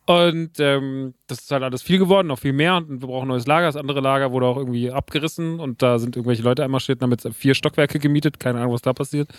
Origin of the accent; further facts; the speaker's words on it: Rodgau, Hesse, Germany; der Laden ist in Rottgau. Das ist meine alte Heimat